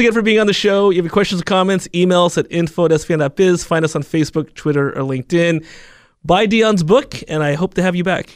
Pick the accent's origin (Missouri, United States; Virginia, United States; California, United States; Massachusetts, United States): California, United States; Alameda; my hometown, Alameda